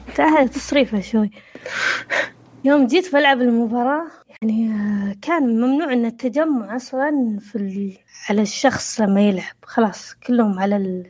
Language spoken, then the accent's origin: Arabic; Saudi Arabia; عندنا في السعوديه